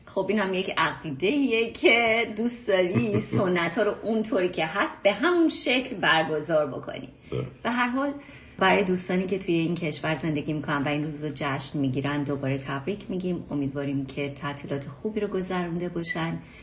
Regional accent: Iran; به عنوان یه ایرانی

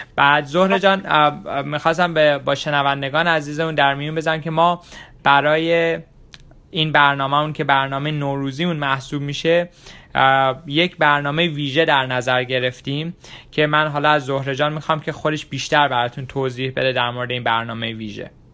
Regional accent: Iran; now in Washington DC area, United States; خیلی از ما ایرانی ها که خارج از ایران هستیم

